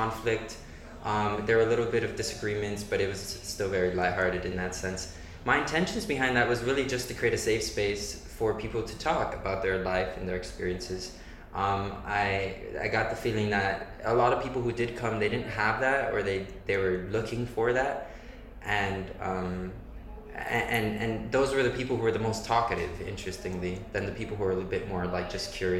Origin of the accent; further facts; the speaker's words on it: Miami, Florida, United States; moved away as an adult; now in Vienna, Austria; I'm from Miami, Florida.